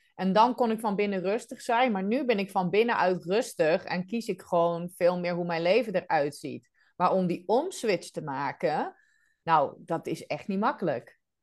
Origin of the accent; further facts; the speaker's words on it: Netherlands; moved away as an adult; also born or lived in Rhodes, Greece / Amsterdam; now in Belgium; Wel in Nederland geboren, getogen.